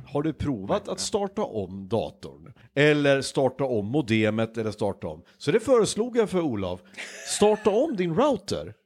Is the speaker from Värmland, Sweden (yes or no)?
no; Hudiksvall, Gävleborg County, Sweden; now in West coast, Sweden; min hemstad, Hudiksvall